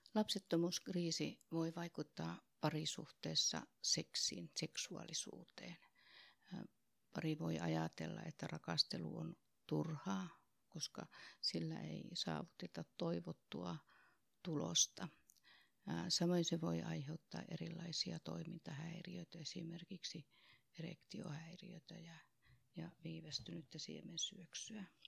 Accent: Oulu, North Ostrobothnia, Finland; accent: Oulu dialect; moved away as an adult; also born or lived in Tampere; now in Helsinki, Finland; niin kuin murteesta kuulun, niin mä oon lähtöisin sieltä Oulusta.

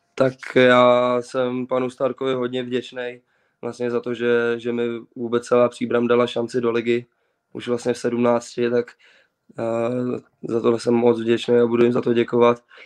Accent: Czechia; jsme Češi

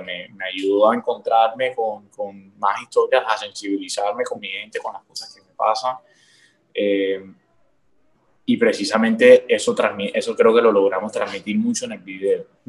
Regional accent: Cartagena, Bolívar, Colombia; Yo soy un pelado de Cartagena que empezó a escribir canciones desde los 14 años

